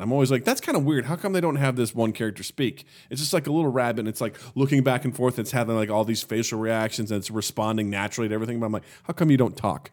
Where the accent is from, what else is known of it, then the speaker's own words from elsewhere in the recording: Kirksville, Missouri, United States; moved away; my hometown of Kirksville, Missouri